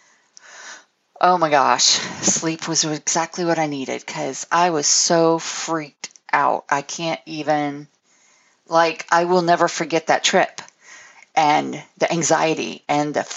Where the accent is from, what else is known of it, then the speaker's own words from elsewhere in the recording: Florida, United States; moved away as an adult; I'm from Florida